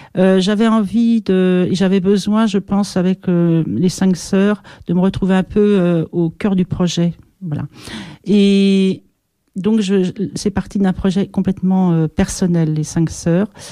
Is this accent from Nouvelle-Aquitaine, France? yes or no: yes; Pyrénées-Atlantiques, Nouvelle-Aquitaine, France; je suis française, d'origine euh, donc des Pyrénées de ce côté-là